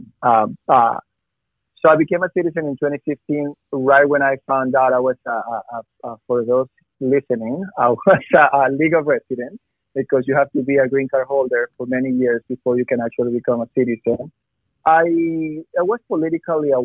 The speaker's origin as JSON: {"language": "English", "country": "Ecuador", "moved": "yes", "lives_now": "United States", "said": "I am from Ecuador"}